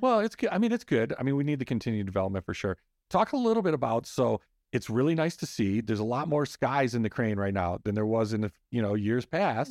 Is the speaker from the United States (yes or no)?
yes; Midwest, United States; now in Scottsdale, United States; I'm from the Midwest